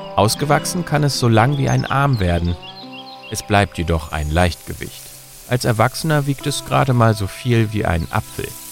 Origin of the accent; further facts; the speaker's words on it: Germany; Bei uns in Deutschland